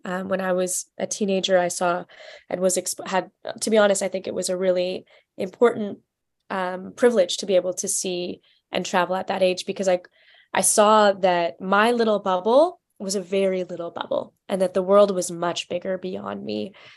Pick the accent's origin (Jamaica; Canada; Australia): Canada; Vancouver, British Columbia; moved away as an adult; also born or lived in Washington, D.C.; I'm originally from Vancouver, Canada